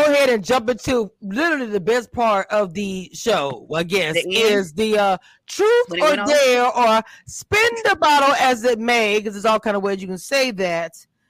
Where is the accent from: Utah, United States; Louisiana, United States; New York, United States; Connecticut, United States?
Louisiana, United States; being from Louisiana and from, you know, all of that, the South